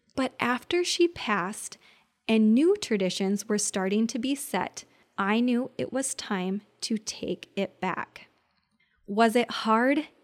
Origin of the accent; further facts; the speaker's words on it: Minnesota, United States; I am from Minnesota